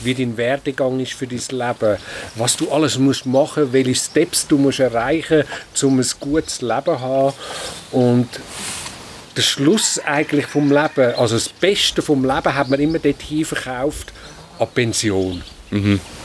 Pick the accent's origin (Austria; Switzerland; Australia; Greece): Switzerland; Wädenswil, Zurich; Ich bin in Wetterschwil aufgewachsen